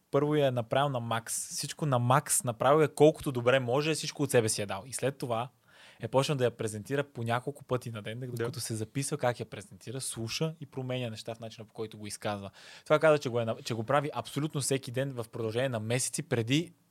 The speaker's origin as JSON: {"language": "Bulgarian", "town": "Burgas", "region": "Burgas Province", "country": "Bulgaria", "tie": "born there", "lives_now": "Sofia, Bulgaria", "said": "да, но съм роден в Бургас. На личната карта пише роден в Бургас."}